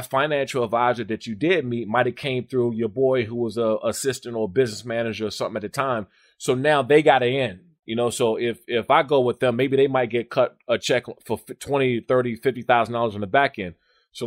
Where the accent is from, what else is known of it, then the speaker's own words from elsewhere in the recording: United States; also born or lived in Maryland / Washington, D.C.; I grew up in Maryland and in D.C.